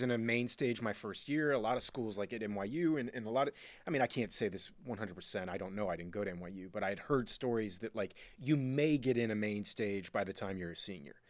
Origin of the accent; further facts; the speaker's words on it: Miami, Florida, United States; I was born and raised in Miami, Florida